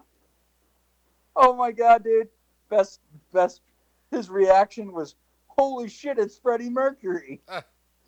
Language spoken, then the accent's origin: English; Boston, Massachusetts, United States; I'm from Boston